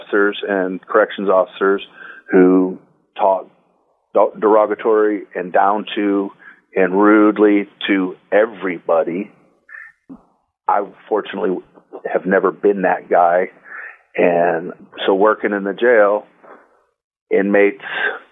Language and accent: English; Detroit, Michigan, United States; I grew up in Detroit, Michigan, a child of the 60s